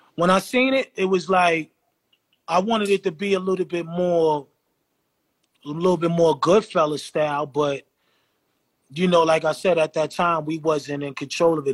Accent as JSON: {"language": "English", "town": "New York City", "region": "New York", "country": "United States", "said": "I'm from the Hill."}